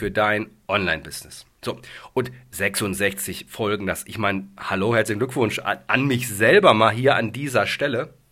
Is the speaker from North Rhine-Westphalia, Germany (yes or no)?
yes; Dortmund, North Rhine-Westphalia, Germany; ich komme aus dem Ruhrgebiet. Ich bin gebürtiger Dortmunder.